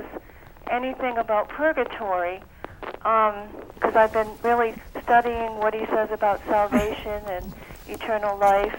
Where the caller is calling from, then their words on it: Providence, Rhode Island, United States; I'm calling from Providence, Rhode Island